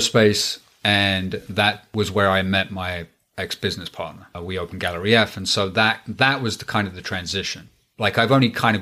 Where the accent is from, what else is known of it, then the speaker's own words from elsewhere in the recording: England, United Kingdom; moved away; also born or lived in Pennsylvania; I grew up in England for the most part